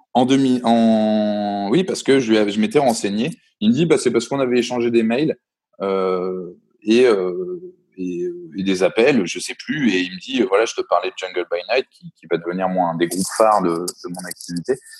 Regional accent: Reims, Grand Est, France; moi, je viens de la Champagne, à la base de Reims

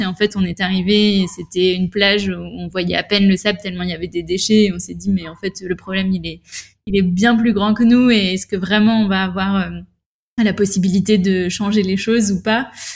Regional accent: La Rochelle, Nouvelle-Aquitaine, France; also born or lived in Bordeaux / Paris / Madrid / Rome; J'ai grandi à La Rochelle depuis que je suis au collège

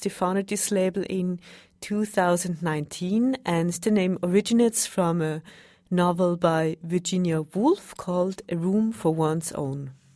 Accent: Vienna, Austria; I'm from Vienna

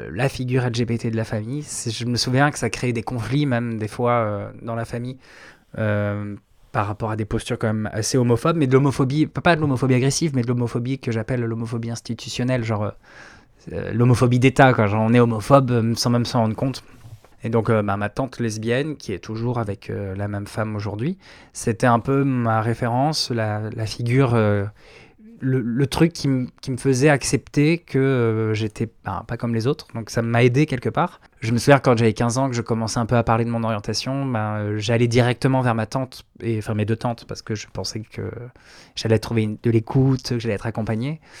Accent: Provence-Alpes-Côte d'Azur, France; also born or lived in Brittany; J'ai grandi un peu partout. J'ai un père qui, était militaire, donc euh, j'ai un peu fait le tour de la France. Euh, Bretagne, Réloire, Camargue, surtout la Camargue. J'ai fait 10 ans en Camargue.

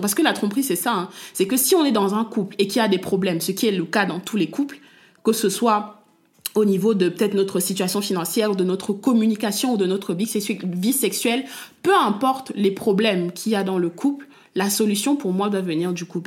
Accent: Cameroon; je suis une femme africaine, je suis camerounaise et j'ai baigné et je baigne toujours dans une culture

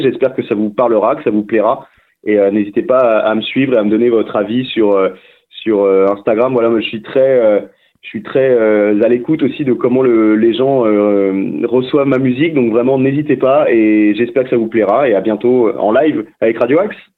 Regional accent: Saint-Malo, Brittany, France; suis breton à la base, je viens d'une ville qui s'appelle Saint-Malo

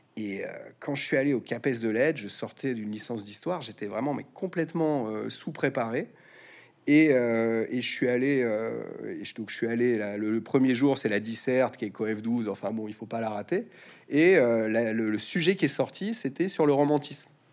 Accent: France; j'aurais envie de vous répondre, en tant que Français

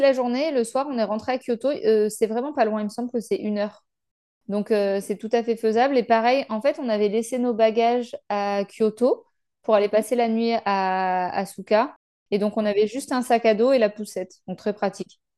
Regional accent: France; en tant que Français

